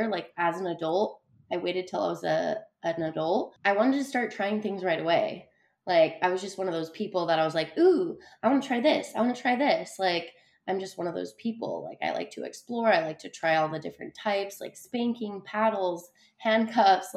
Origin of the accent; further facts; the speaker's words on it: Utah, United States; I was born and raised in Utah